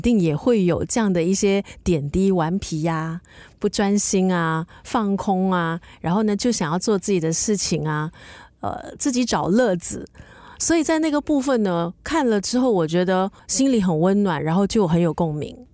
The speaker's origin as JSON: {"language": "Chinese", "country": "Singapore", "tie": "born or raised there", "said": "我以前小时候呢，是在东部，在家东长大的"}